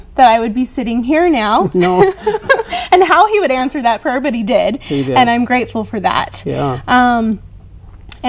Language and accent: English; Boise, Idaho, United States; growing up in Boise, I always had LDS friends